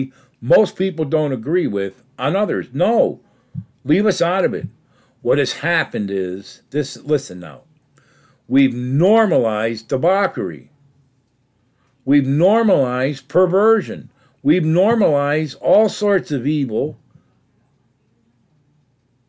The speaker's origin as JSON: {"language": "English", "country": "United States", "tie": "born or raised there", "said": "I grew up in America"}